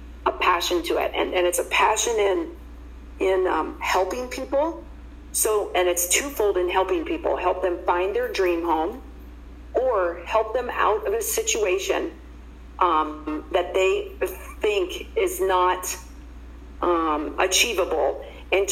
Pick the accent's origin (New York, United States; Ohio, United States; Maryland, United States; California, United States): Ohio, United States; Columbus; moved away as an adult; now in Phoenix, United States; I was born and raised in Columbus, Ohio